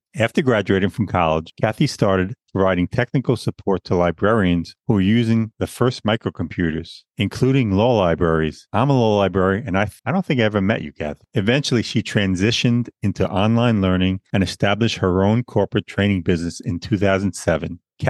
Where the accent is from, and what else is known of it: Long Island, New York, United States; born or raised there